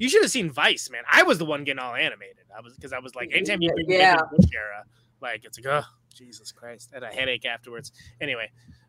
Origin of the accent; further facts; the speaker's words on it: California, United States; moved away as an adult; now in Wisconsin, United States; I've lived in Wisconsin since 2017, which is a whole separate conversation, but I grew up in California.